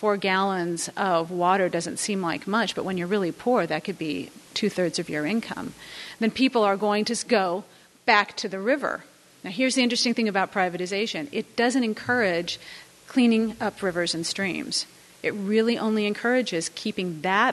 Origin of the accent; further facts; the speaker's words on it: California, United States; moved away; I'm from California